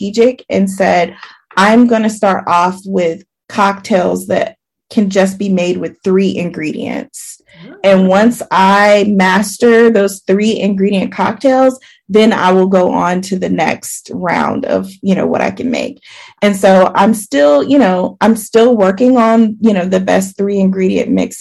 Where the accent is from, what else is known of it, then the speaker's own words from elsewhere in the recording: the South, United States; I'm from the South.